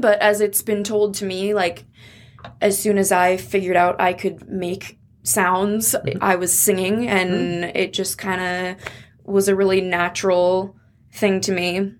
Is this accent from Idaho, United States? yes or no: yes; Coeur d'Alene, Idaho, United States; also born or lived in Missoula; and grew up in Coeur d'Alene.